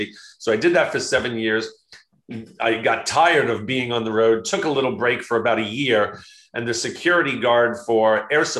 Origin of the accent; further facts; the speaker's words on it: Long Island, New York, United States; I grew up in Long Island, New York